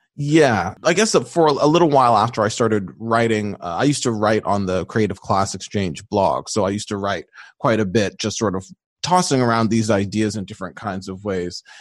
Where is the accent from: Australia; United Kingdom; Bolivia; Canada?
Canada; Mississauga, Ontario; also born or lived in Toronto; I grew up in the Greater Toronto Area, just outside of Toronto, starting in Toronto, but ended up doing a lot of my school and stuff just outside of Toronto in a city called Mississauga